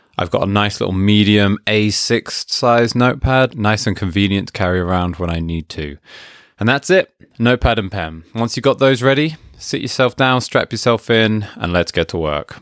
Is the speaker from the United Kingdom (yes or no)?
yes; United Kingdom; being British